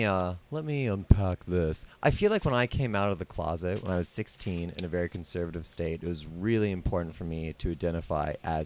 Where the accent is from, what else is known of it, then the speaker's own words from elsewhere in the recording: North Dakota, United States; where I'm from, you know, I'm from North Dakota